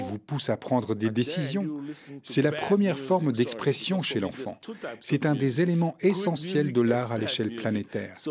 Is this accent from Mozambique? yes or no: yes; Mozambique; Je suis originaire du Mozambique